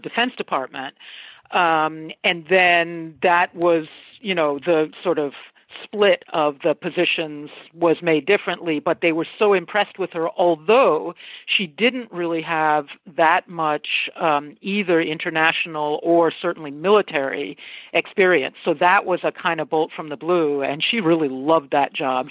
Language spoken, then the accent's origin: English; outside of Boston, Massachusetts, United States; I grew up outside of Boston, Massachusetts